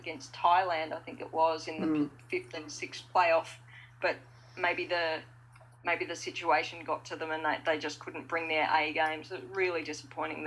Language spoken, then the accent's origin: English; Victoria, Australia; I'm probably quite biased here, being an Australian and being a Victorian